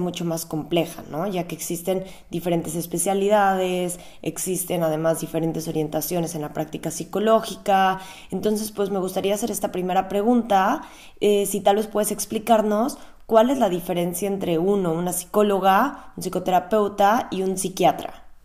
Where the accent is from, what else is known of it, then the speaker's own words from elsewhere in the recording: Mexico; now in Berlin, Germany; yo soy psicóloga clínica de origen mexicano